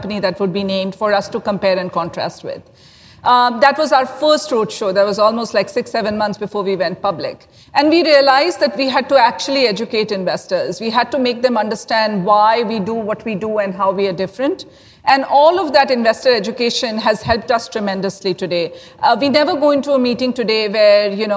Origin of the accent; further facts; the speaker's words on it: India; I'm actually from India